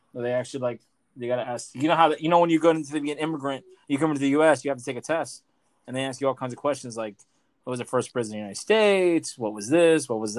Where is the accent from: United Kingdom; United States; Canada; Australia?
Australia; I'm Australian.